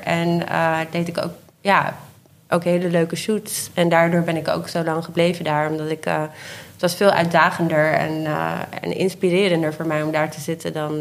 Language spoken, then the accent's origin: Dutch; Haarlem, North Holland, Netherlands; also born or lived in Spain; now in Amsterdam, Netherlands; ik ben in Haarlem opgegroeid